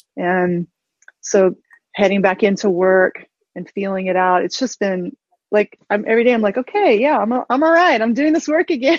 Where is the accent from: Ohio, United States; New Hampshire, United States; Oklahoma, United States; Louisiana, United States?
Oklahoma, United States; Osage Nation; I'm Osage from the Osage Nation of Oklahoma